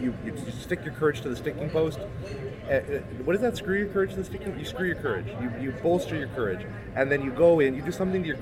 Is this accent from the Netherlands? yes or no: no; Canada; I'm from Canada